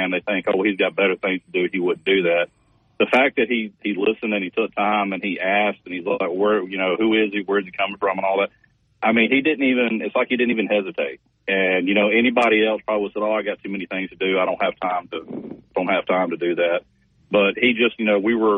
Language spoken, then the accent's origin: English; Mobile, Alabama, United States; now in Auburn, United States; born and raised in Mobile